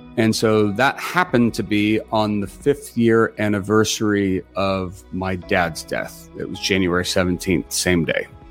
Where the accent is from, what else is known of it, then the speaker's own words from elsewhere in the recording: Los Gatos, California, United States; I grew up in Los Gatos